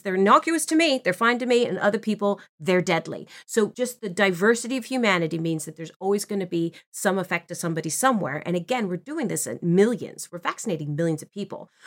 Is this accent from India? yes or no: no; Philippines; I'm Filipino